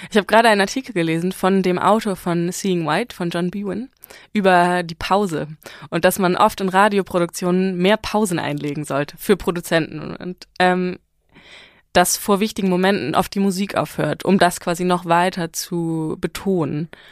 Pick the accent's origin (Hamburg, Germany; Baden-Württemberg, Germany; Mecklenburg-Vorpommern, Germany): Hamburg, Germany; first language German and Farsi; moved away as an adult; also born or lived in Iran (family background); now in Berlin, Germany; ich komme halt aus Hamburg